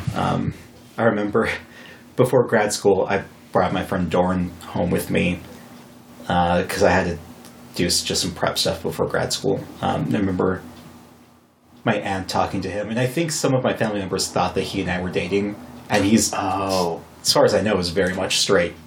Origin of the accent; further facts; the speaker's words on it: Wyoming, United States; also born or lived in Fargo, North Dakota; I was born in North Dakota, but I grew up in Wyoming.